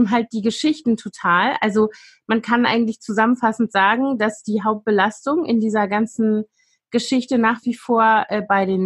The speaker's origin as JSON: {"language": "German", "region": "West Germany", "country": "Germany", "tie": "born or raised there", "said": "also ich bin ja in Westdeutschland groß geworden"}